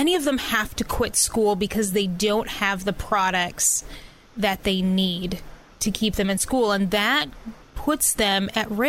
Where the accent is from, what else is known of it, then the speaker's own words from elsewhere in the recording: Lower Michigan, United States; I'm from Michigan, but I'm the lower part of Michigan